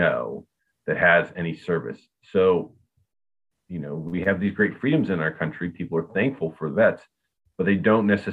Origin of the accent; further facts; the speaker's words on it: Akron, Ohio, United States; I was from Akron, Ohio.